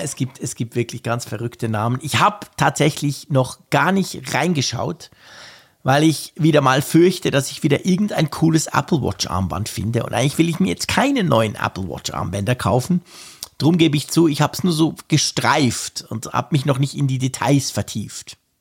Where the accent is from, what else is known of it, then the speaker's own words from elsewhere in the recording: Switzerland; bei uns in der Schweiz